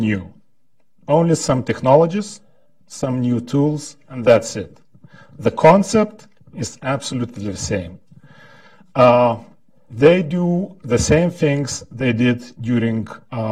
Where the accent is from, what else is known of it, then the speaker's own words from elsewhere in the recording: Lithuania; I'm from Lithuania